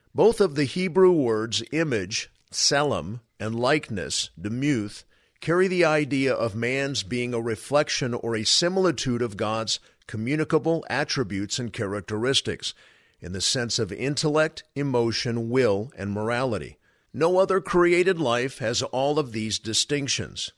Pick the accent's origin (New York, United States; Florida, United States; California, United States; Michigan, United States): California, United States; I am from California